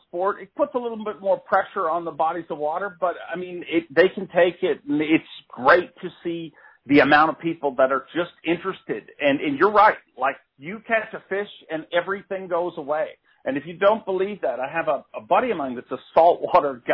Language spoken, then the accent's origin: English; Canada; a Canadian dude